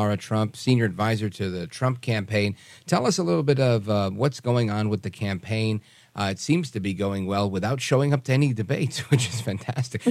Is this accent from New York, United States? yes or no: yes; New York City, New York, United States; moved away as an adult; now in New Jersey, United States; I grew up in New York City, and I still talk to a lot of people. I live in Jersey now.